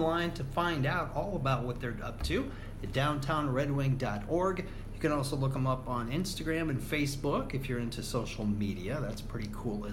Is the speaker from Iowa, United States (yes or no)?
yes; Spencer, Iowa, United States; moved away; he's from my hometown. Oh my God, Northwest Iowa